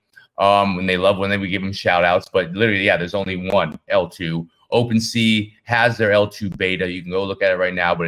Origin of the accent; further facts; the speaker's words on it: United States; I'm American.